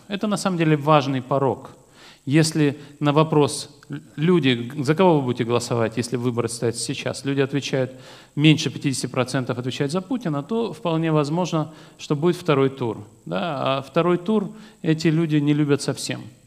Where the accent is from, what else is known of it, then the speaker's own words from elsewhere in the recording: Vladikavkaz, North Ossetia–Alania, Russia; moved away; Я родился во Владикавказе